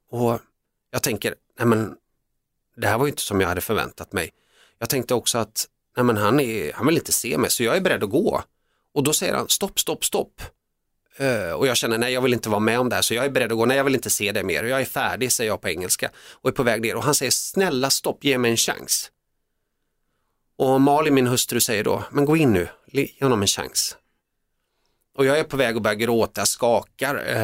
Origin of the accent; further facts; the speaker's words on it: Finland; born there; det visade sig efteråt sen när jag forskade i, i min uppväxt att jag var född i Finland men vi bodde delvis en kort period